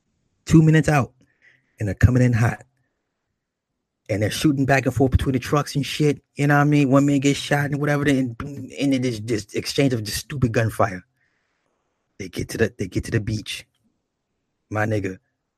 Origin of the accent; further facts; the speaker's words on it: Toledo, Ohio, United States; Like, I'm from Toledo. I see people from my town.